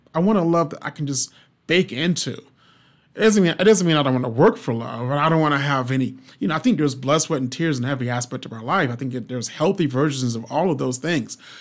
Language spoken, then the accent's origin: English; the South, United States; I'm from the South